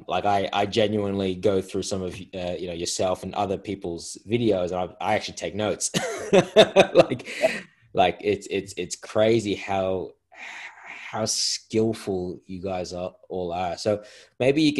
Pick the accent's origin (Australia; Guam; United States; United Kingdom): Australia; I'm a ninja from Australia